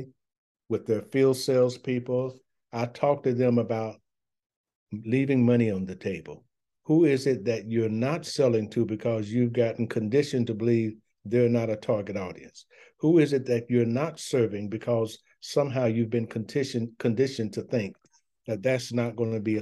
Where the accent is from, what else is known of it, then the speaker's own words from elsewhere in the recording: the South, United States; I'm a Southerner